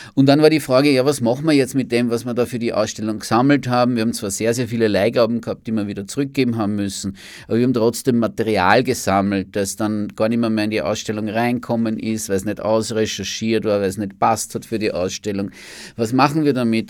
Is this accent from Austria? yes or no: yes; Amstetten, Lower Austria, Austria; moved away as an adult; now in Vienna, Austria; ich bin zum Studieren nach Wien gekommen, Anfang der 1980er Jahre. Da kann man sich jetzt auch ungefähr ausrechnen, wie alt ich bin. Ja. Und äh, und äh, bin ursprünglich in Amstetten geboren